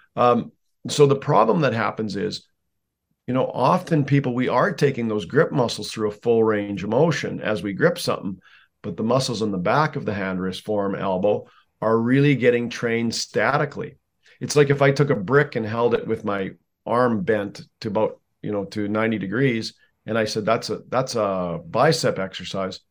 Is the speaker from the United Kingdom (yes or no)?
no; Canada; I'm a Canadian, so by law we have to play hockey almost